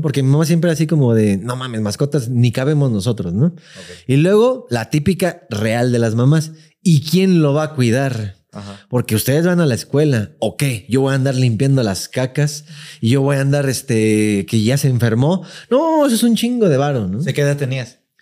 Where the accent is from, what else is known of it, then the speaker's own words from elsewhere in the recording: Mexico City, Mexico; also born or lived in La Lagunilla, Mexico City; mis recuerdos más frescos, así de que sí me acuerdo ya mucho de mi infancia, ya es en Iztapalapa